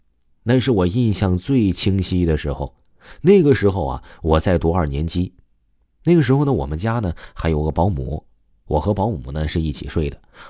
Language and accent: Chinese; Guangdong, China; 我们家是潮汕那边的，我们呢也是信佛教的。